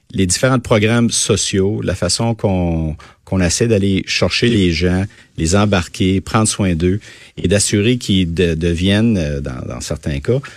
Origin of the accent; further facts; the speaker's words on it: Quebec, Canada; also born or lived in Gatineau / Val-d'Or / Belœil / Saint-Jean-d'Iberville; Et moi, j'ai grandi au Québec, euh, soit à Gatineau, Val-d'Or, Belleuil et finalement à Saint-Jean-d'Iberville.